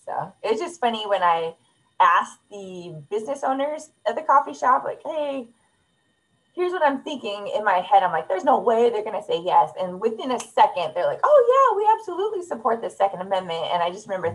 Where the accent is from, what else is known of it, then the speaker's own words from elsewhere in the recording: California, United States; moved away as an adult; now in North Carolina, United States; we're from California